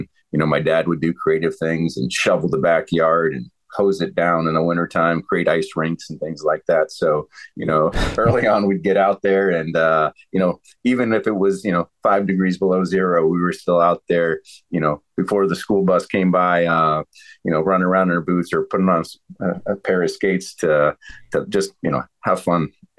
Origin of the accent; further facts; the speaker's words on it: Ohio, United States; also born or lived in Northern Virginia; But when we moved from Ohio to the DC area, Northern Virginia, my dad worked over at the Pentagon.